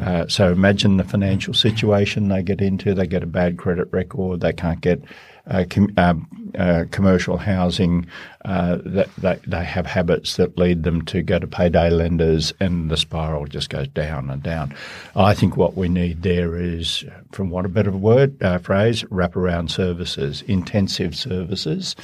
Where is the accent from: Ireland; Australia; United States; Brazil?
Australia; Baradine, New South Wales; I come from the Australian bush and a d, drought-affected area, Barradine in northwest New South Wales